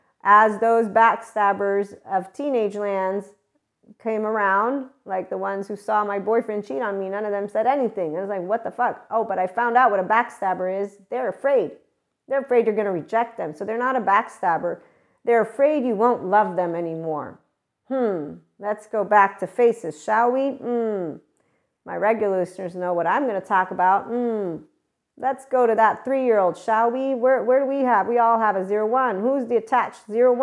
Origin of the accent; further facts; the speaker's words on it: United States; Being that I am an American, was raised in a military environment.